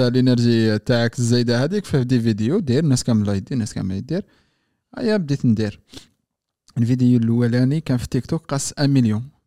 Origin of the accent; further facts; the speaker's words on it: Algeria; moved away as an adult; now in France; راح نتكلم كانسان مواطن جزائري